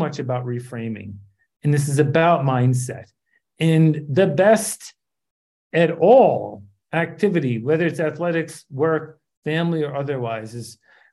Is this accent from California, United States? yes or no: no; New York City, New York, United States; I grew up outside New York City in the Bronx. I went to school there for 8 years